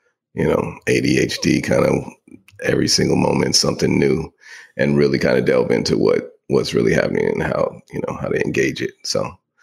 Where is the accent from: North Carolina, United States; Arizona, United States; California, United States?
California, United States; Bay Area; now in Atlanta, United States; I grew up in the Bay Area